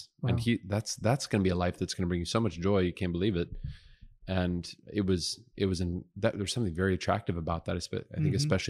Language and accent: English; South Dakota, United States; born there; also born or lived in Omaha, Nebraska / Cheyenne, Wyoming / Montgomery, Alabama / Woodbridge, Virginia; No, I said, listen, I was born in South Dakota.